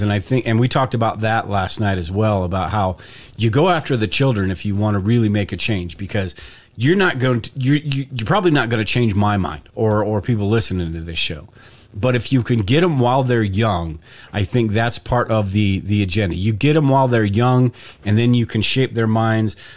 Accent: United States; the privileges and the stuff that I've had from being an American

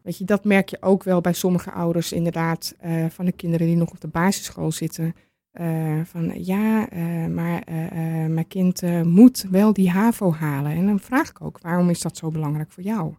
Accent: Amsterdam, North Holland, Netherlands; now in Purmerend, Netherlands; Ik kom officieel uit Amsterdam

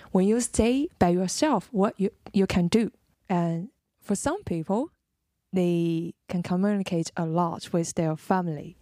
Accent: Jingmen, Hubei, China; moved away; also born or lived in Wuhan; I'm from Jingmen.

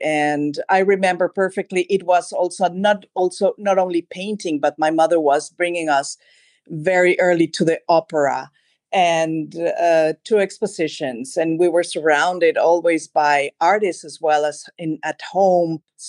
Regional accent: Mexico City, Mexico; born there; also born or lived in Madrid, Spain / Germany; Of course. Well, I was born in Mexico City. And then for different reasons in my life, I was living in Madrid for a long time. And then I moved back to Mexico, and then I was living in Germany for a long, long time.

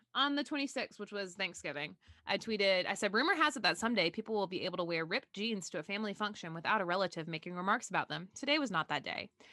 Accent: the South, Southern United States, United States; I have a lot of weird memories related to growing up in Southern religion

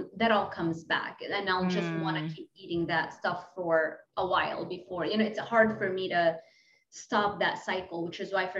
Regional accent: Lebanon; English is a second language; moved away; I'm from Lebanon. So when I mess up my English, just understand I'm international

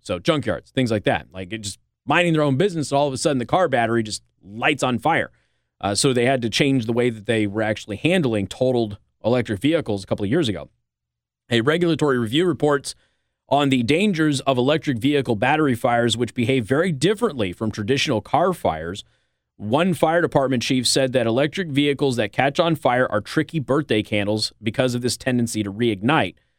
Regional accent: Las Vegas, Nevada, United States; now in South Bend, United States; I'm from Vegas

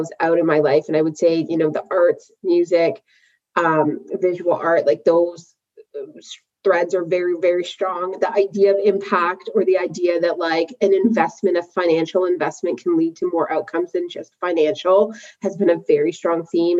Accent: Vancouver, British Columbia, Canada; moved away as an adult; now in Toronto, Canada; I actually was born and raised in Vancouver

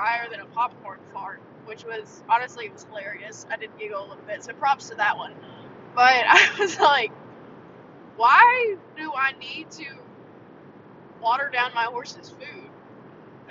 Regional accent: the South, United States; growing up in the South

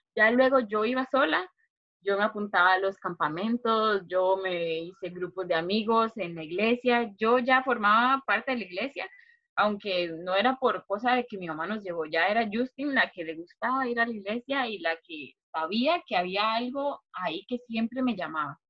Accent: Turrialba, Cartago, Costa Rica; also born or lived in San José, Costa Rica; crecí en Turrialba. Eh, aquí pasé toda mi niñez

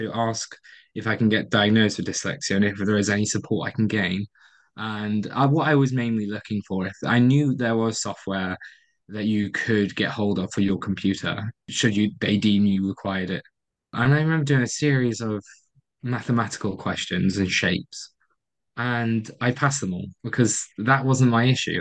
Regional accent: Stoke-on-Trent, West Midlands, United Kingdom; moved away; also born or lived in Portsmouth; Stoke-on-Trent as being my hometown

